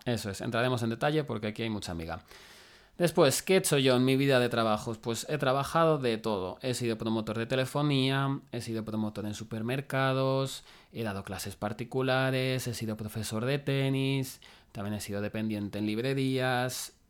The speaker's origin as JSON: {"language": "Spanish", "town": "Madrid", "region": "Community of Madrid", "country": "Spain", "also_born_or_lived": "Salamanca", "said": "yo soy de Madrid"}